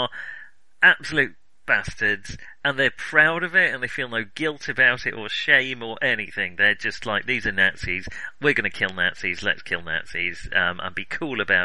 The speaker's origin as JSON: {"language": "English", "country": "United Kingdom", "said": "I'm British"}